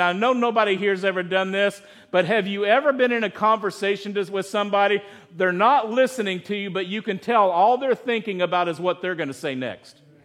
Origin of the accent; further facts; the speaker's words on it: United States; also born or lived in Chico, California; our American culture